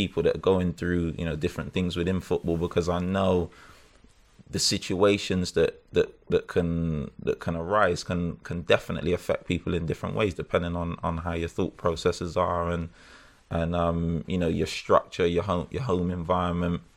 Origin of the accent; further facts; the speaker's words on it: Bristol, South West England, United Kingdom; now in Birmingham, United Kingdom; I'm from Bristol.